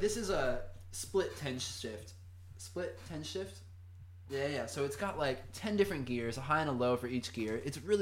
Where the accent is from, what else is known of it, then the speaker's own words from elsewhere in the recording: Fountain Valley, California, United States; also born or lived in Huntington Beach / Newport Beach; I grew up right over in Fountain Valley